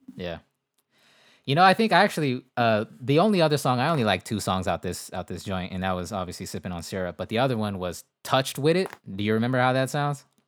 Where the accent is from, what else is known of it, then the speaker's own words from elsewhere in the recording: West Coast, United States; I'm from the West Coast.